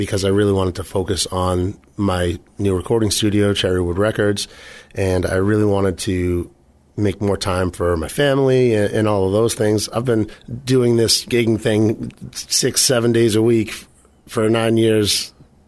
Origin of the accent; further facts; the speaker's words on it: Halifax, Massachusetts, United States; I grew up, born and raised in Halifax.